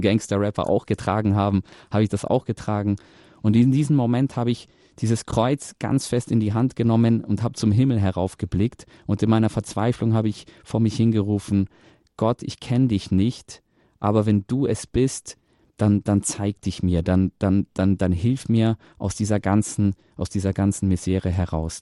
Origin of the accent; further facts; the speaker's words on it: Munich, Bavaria, Germany; ich selber bin in München geboren und aufgewachsen